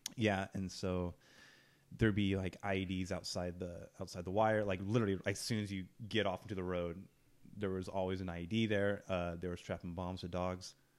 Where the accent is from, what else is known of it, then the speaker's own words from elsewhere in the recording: Ukiah, California, United States; I'm from Ukiah